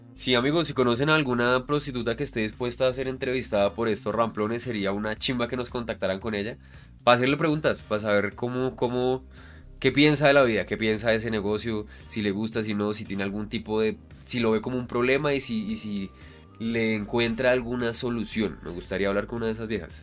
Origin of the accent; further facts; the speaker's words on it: Bogotá, Colombia; yo soy Rolo